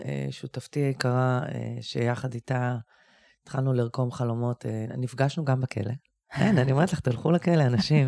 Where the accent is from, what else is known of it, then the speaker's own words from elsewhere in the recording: Bat Yam, Tel Aviv District, Israel; אני גם גדלתי בבת ים